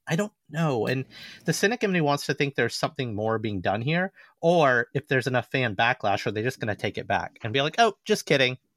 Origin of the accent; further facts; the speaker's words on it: the South, United States; growing up in Southern majority society